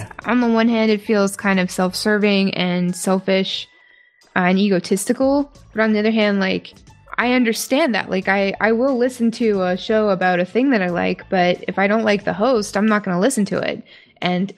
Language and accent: English; Canada; accent: Canadian; moved away; I do say a boot sometimes. My mom's coming to visit in a few weeks, so expect my accent to spike up again. And I am going to be visiting home sometime within the next few months